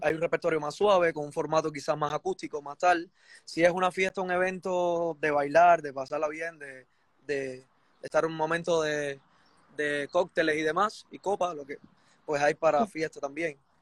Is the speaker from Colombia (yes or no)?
no; Chambas, Ciego de Ávila, Cuba; now in Spain; en Cuba yo nací en un pueblo, yo nací, de, la zona central de Cuba, ciego de Ávila. Soy de un pueblo que se llama Chamba